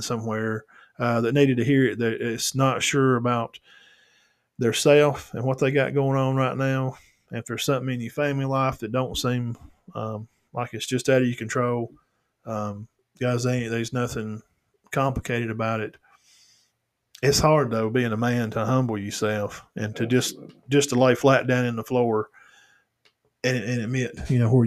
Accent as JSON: {"language": "English", "town": "Cedar Bluff", "region": "Alabama", "country": "United States", "tie": "born or raised there", "said": "my hometown guys over there"}